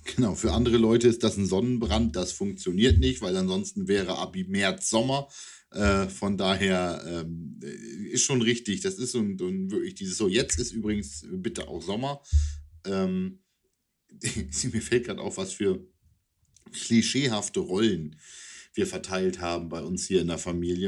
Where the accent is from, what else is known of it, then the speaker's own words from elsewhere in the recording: East Frisia, Lower Saxony, Germany; now in Wunstorf, Germany; in meiner Heimat, äh, nein, in der Heimat nicht mehr, da war ich in Ostfriesland, aber hier in Wunsdorf